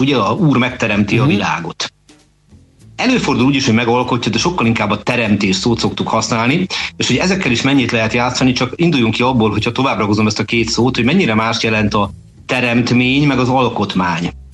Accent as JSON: {"language": "Hungarian", "region": "Budapest", "country": "Hungary", "tie": "born or raised there", "said": "nem messze ettől nőttem föl nevezetesen a Maros utcába."}